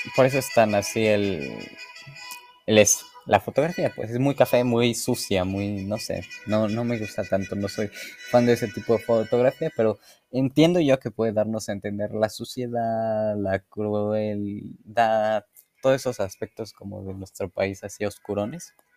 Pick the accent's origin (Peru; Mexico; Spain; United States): Mexico